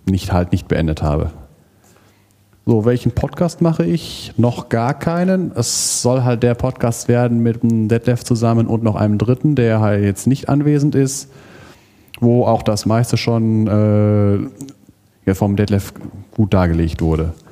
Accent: Kamp-Lintfort, North Rhine-Westphalia, Germany; born there; Ich sage dazu mal Nordrhein-Westfalen, geboren im Prinzip auch im Ruhrgebiet in Kamp-Lindfort über verschiedene Stationen dann, am Ende dann ZVS Kinderlandverschickung, bin ich nach Siegen gekommen

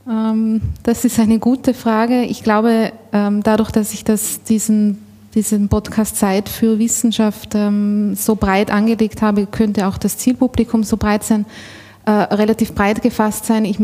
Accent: Austria; Ich komme aus Österreich. Äh, wohnhaft bin ich in Innsbruck, also mitten aus den Bergen.

